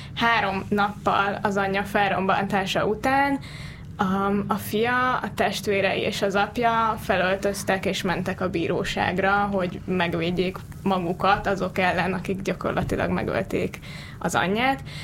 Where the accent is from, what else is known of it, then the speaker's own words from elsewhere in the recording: Hungary; magyarok vagyunk